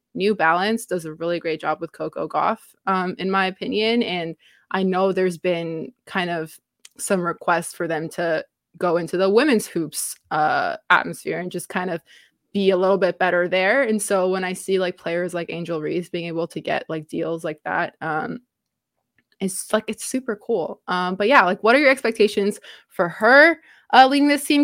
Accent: Canada; being a Canadian

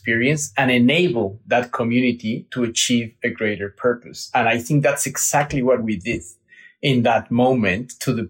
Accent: Mexico City, Mexico; I was born and raised in Mexico City with my mom and my dad

